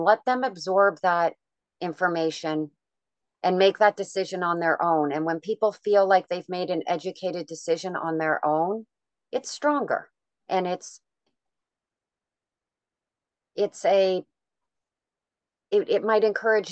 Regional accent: Canada; being Canadian

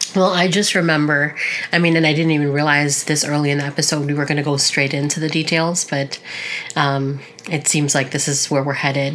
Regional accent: Canada; we're two sisters here to share our experiences as Canadian born Filipinas

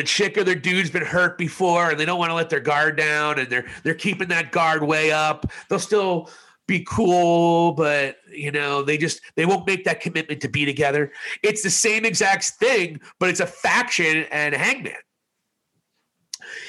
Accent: New Jersey, United States; I was from New Jersey

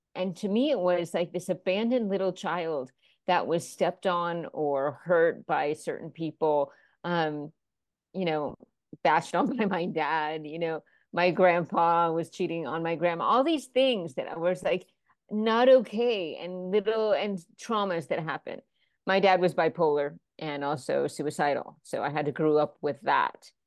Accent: Florida, United States; moved away; also born or lived in New York / Los Angeles; I was raised in Florida and then moved to New York for a bit and Los Angeles

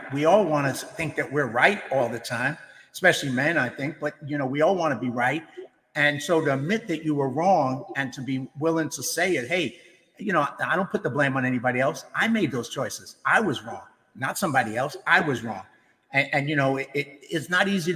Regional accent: New York, United States; as a New Yorker, as somebody who went through 9/11

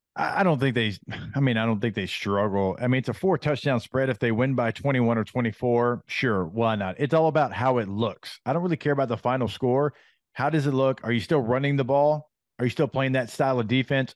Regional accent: Louisiana, United States; growing up in Louisiana

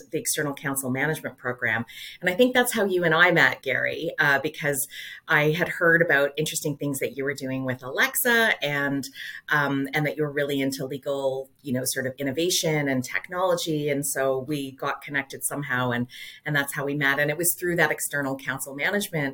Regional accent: Calgary, Alberta, Canada; now in Toronto, Canada; I grew up in Calgary

